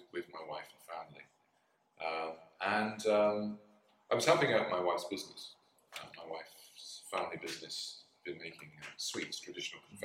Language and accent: English; United Kingdom; moved away as an adult; also born or lived in London / Greece / Japan; I worked as a doorman in my home country, in my hometown in the UK